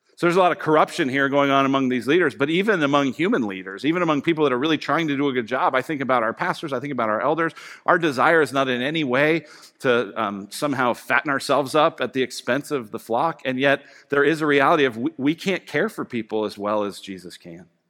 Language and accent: English; Colorado, United States; I grew up in Colorado